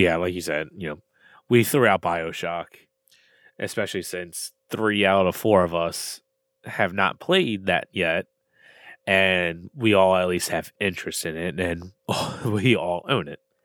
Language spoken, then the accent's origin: English; Maryland, United States; I'm from Maryland